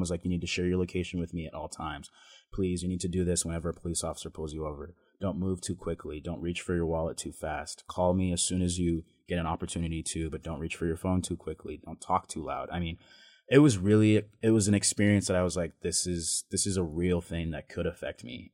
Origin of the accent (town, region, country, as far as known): Boise, Idaho, United States; born or raised there; also born or lived in Ontario, Oregon